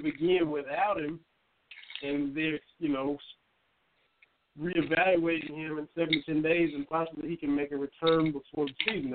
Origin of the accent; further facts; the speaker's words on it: Lynch, Kentucky, United States; now in Morristown, United States; I grew up with in Little Lynch, Kentucky, where I'm from